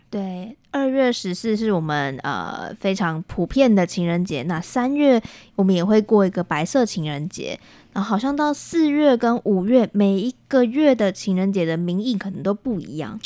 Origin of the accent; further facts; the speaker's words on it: Taiwan; also born or lived in South Korea; 我是回到台湾过年的